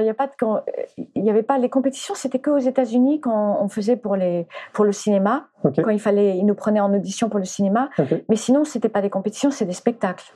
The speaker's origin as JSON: {"language": "French", "country": "France", "tie": "born or raised there", "also_born_or_lived": "United States / Spain", "second_language": "French", "said": "j'étais américaine quand je suis arrivée en France. Donc je, déjà je parlais pas français et j'ai commencé à aller à l'école. Je sais plus à quel âge on va à l'école, mais j'avais 4 ans quand on est arrivé"}